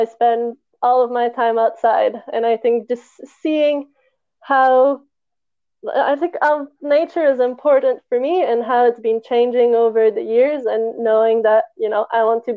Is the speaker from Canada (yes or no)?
yes; Montreal, Quebec, Canada; moved away as an adult; now in Barcelona, Spain; I'm from Montreal, I lived there my whole life, or at least around on the South Shore, close enough.